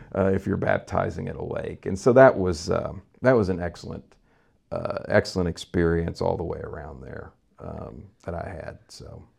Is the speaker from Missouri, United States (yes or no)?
yes; Vandalia, Missouri, United States; also born or lived in San Antonio, Texas; I grew up here in Vandalia, Missouri, uh, really outside of, uh, Vandalia, Missouri